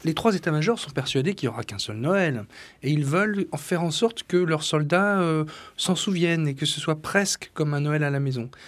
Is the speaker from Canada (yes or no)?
no; Flanders and Artois, Hauts-de-France, France; Flandre et Artois, c'est mon pays d'origine